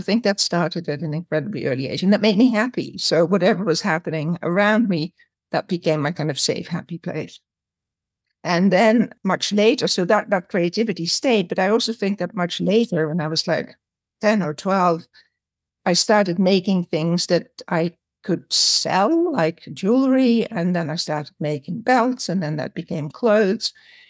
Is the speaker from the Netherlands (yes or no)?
yes; Amsterdam, North Holland, Netherlands; moved away as an adult; also born or lived in Paris / Australia; I grew up in Amsterdam in the Netherlands, and I had a rather complicated, very early childhood